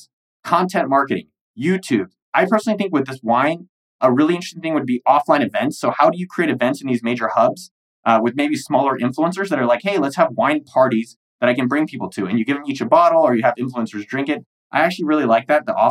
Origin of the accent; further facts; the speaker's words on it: United States; I'm an American